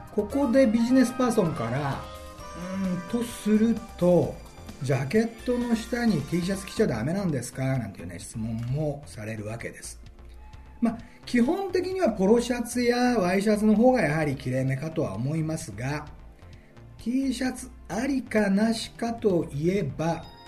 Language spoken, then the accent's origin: Japanese; Okayama, Japan; moved away as an adult; now in Tokyo, Japan; 私岡山出身でございます中学校は三沢山中学校高校は岡山旭高校